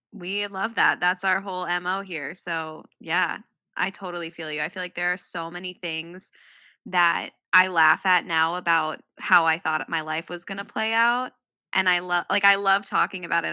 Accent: Midwest, United States; I grew up in the Midwest

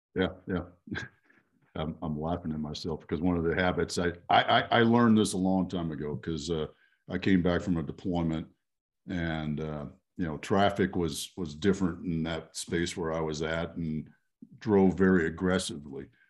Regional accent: Texas, United States; I, I grew up in Texas

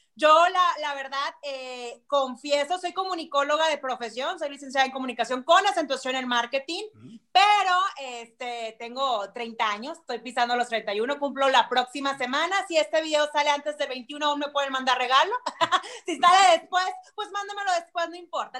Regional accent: Monterrey, Nuevo León, Mexico; Yo soy de Monterrey, soy 100% regia

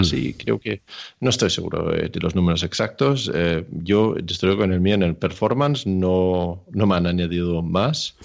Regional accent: Denmark; now in Spain; Yo soy de Dinamarca, pero vivo en España.

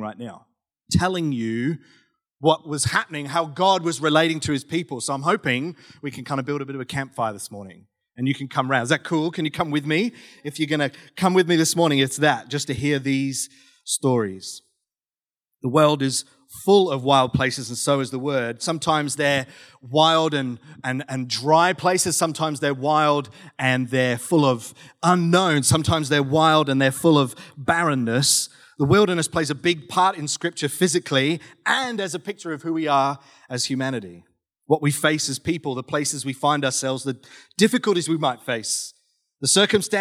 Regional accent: South West England, United Kingdom; now in Australia; I grew up in the UK, grew up in southwest England

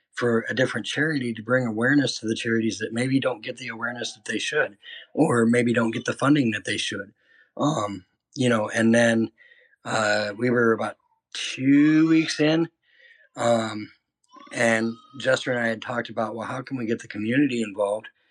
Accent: Iowa, United States; moved away as an adult; Originally, I'm from a small town in Iowa

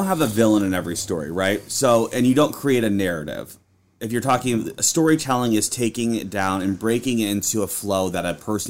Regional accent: Peoria, Illinois, United States; I am from Peoria, Illinois, originally. Moved out to Nebraska for my first job in news, where I worked as a reporter.

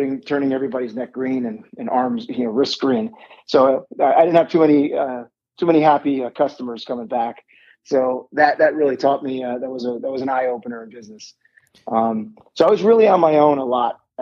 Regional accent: Miami, Florida, United States; I am born and raised in Miami, Florida

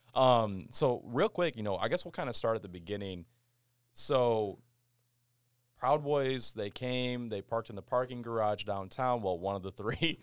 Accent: Kalamazoo, Michigan, United States; me being from Kalamazoo

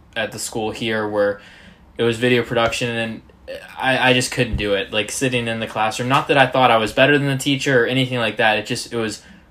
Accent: Florida, United States; also born or lived in North Carolina; I grew up, I'm from Florida. That's where I am now

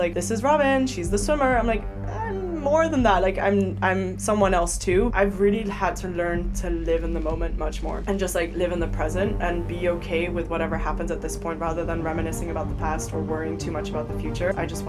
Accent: Paris, Île-de-France, France; born there; English is a second language; When people ask me where I'm from, I say I'm from Europe because it's a pretty long answer. But I was born in Paris and have lived in about 7 different countries.

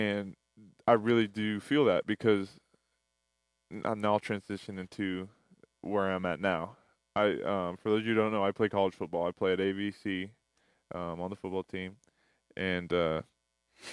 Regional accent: Burien, Washington, United States; moved away as an adult; now in Antelope Valley, United States; I'm originally from Seattle, Washington, or Berrien, which is right underneath Seattle. It's a small little town beneath Seattle. But I went to high school there, and then I moved here for college

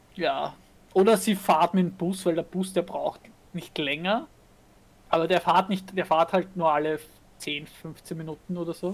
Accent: Vienna, Austria; bei uns in Wien

